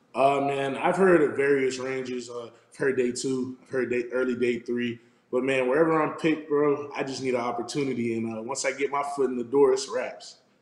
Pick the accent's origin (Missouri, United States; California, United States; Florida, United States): Florida, United States; South; moved away as an adult; also born or lived in Arizona; I'm, I'm from South Florida